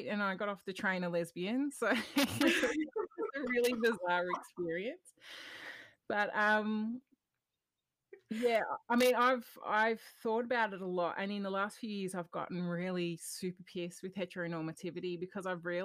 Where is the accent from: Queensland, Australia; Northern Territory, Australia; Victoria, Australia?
Victoria, Australia; Melbourne; I'm living in Melbourne currently, but my family's from up Riverina region of southern New South Wales. But living on Wurundjeri country and loving it, and I've been here my whole life